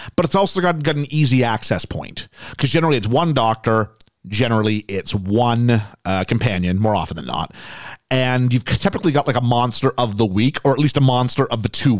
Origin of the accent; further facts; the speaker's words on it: Canada; now in United Kingdom; Where I come from, flags are big, right? Canada's big